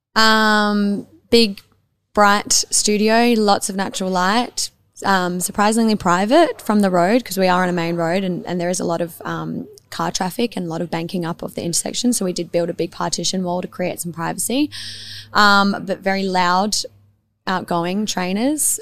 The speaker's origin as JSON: {"language": "English", "town": "Adelaide", "region": "South Australia", "country": "Australia", "tie": "born or raised there", "also_born_or_lived": "Tranmere", "said": "I grew up in the East Side, like on Glenburn Road, just between McGill and the parade. So I've been local to this area my whole life"}